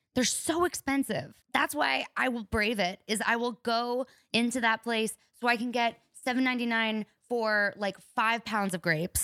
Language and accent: English; New Mexico, United States; moved away as an adult; also born or lived in Orange County; I come from New Mexico